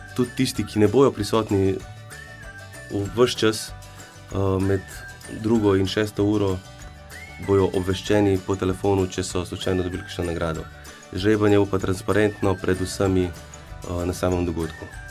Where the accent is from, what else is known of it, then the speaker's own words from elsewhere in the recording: Mengeš, Slovenia; now in Kranj, Slovenia; prihajam iz Venkša